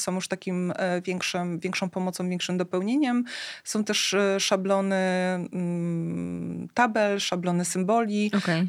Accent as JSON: {"language": "Polish", "area": "Tricity", "region": "Pomeranian Voivodeship", "country": "Poland", "said": "u nas w Trójmieście"}